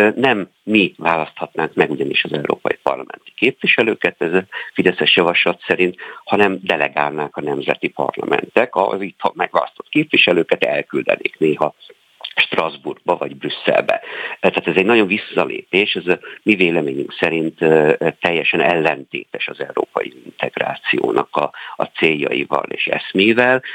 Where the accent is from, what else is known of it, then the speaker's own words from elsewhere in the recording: Sopron, Győr-Moson-Sopron, Hungary; én ugye Soproni vagyok, tehát nálunk a határszélen